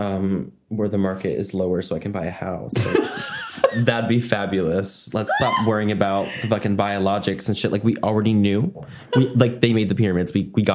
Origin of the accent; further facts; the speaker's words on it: Oak Hill, United States; I'm from Oak Hill.